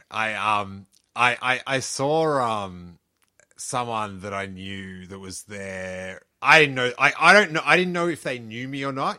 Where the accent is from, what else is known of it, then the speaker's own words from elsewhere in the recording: Australia; moved away as an adult; now in California, United States; from Aus-, where I grew up